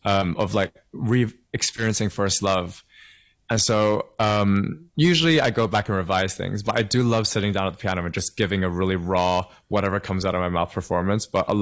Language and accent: English; London, United Kingdom; also born or lived in Hong Kong / Kent; blend in my past of, growing up in Hong Kong as a teenager, and then also growing up in London and in Kent as well in the UK.